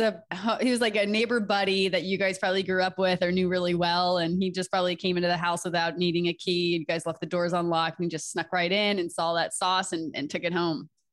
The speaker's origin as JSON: {"language": "English", "region": "Delaware", "country": "United States", "moved": "yes", "said": "I'm from Delaware"}